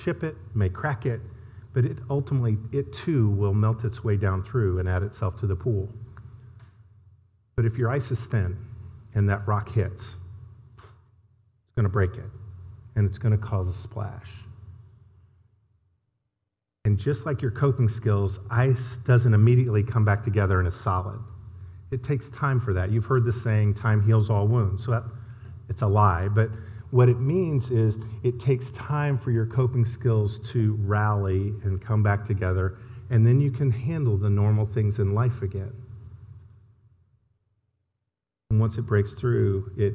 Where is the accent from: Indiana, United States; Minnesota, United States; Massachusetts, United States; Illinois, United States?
Indiana, United States; now in Texas, United States; I live in Texas, but I'm from Indiana